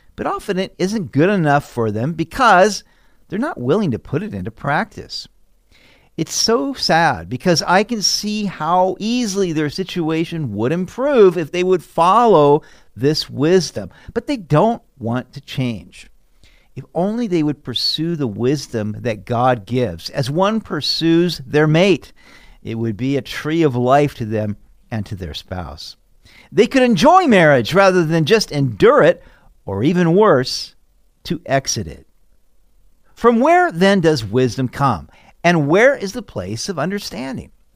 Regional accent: Sacramento, California, United States; I grew up in Sacramento, California.

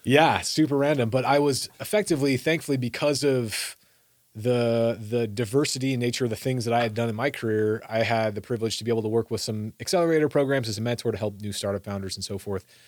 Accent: Iowa, United States; grew up in Iowa.

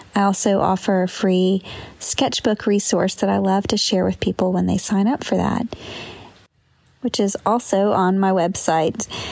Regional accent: near Lizella, Georgia, United States; born or raised there

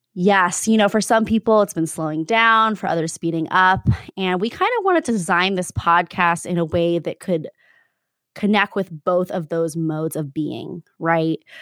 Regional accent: Arizona, United States; now in Bay Area, United States; it's a different place, and, um, at the same time, it's a, it was a special place to grow up

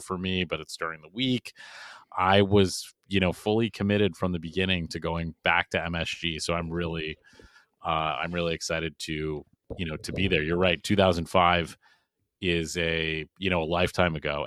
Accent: Boston, Massachusetts, United States; I'm from Boston

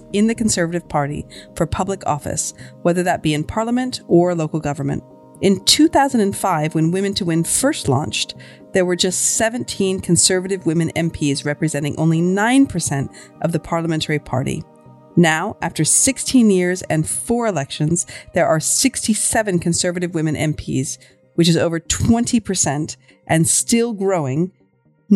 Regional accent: United States; As an American

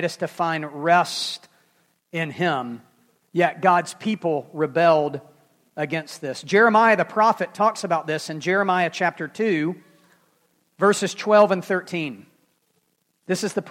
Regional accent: Memphis, Tennessee, United States; I'm from Memphis

